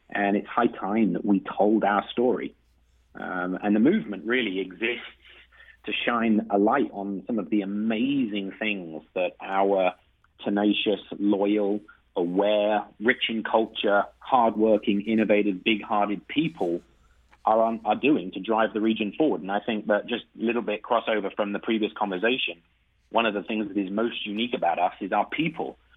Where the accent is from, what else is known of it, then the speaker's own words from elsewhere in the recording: England, United Kingdom; now in St. Louis, United States; go back home uh, to England uh, on regular occasions